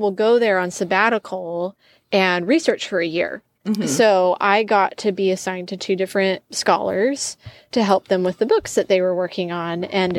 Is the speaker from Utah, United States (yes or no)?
yes; Utah, United States; So I'm from Utah, born and raised there in a couple different cities, but I claim it.